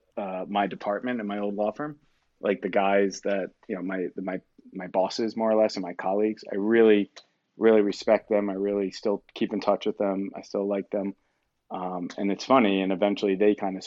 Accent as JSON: {"language": "English", "region": "New York", "country": "United States", "also_born_or_lived": "Atlanta / New Jersey", "said": "I'm from New York originally, and I moved back up to New York and New Jersey a couple years later"}